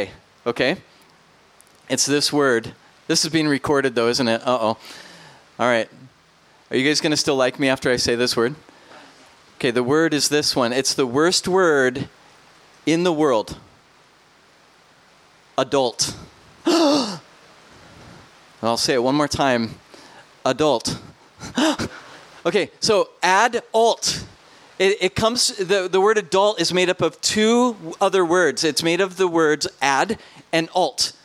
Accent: Minnesota, United States; I'm from Minnesota, so I might sound funny.

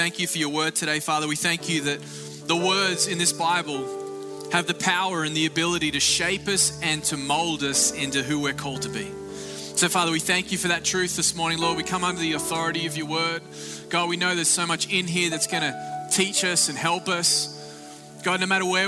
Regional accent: Australia; now in Florida, United States; greetings from Australia

